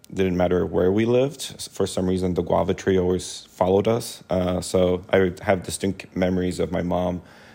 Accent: Los Angeles, California, United States; I'm a native Angeleno. My mom is from Mexico, and my dad's from Argentina.

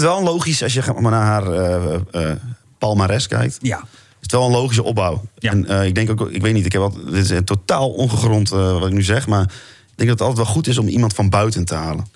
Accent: Overijssel, Netherlands; moved away; Ik kom ook uit Overijssel

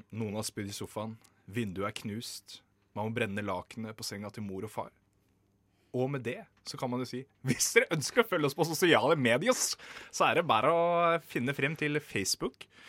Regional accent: Moss, Østfold, Norway; jeg er jo fra Moss

